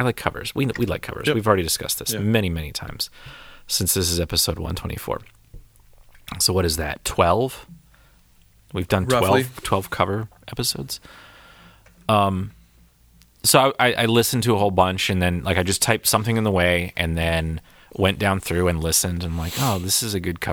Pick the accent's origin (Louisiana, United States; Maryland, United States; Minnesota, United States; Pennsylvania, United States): Pennsylvania, United States; Erie; I grew up in Erie